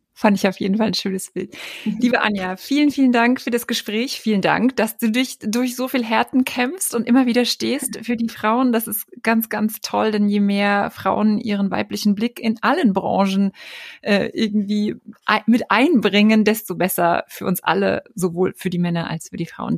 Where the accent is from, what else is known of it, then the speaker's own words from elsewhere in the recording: East Germany, Germany; ich bin auch aus Ostdeutschland